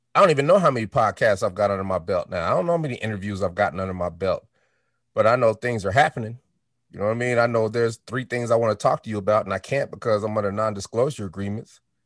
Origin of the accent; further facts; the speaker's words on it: Denver, Colorado, United States; also born or lived in Chicago, Illinois; I was born in Chicago. Uh, we moved to Denver, Colorado when I was four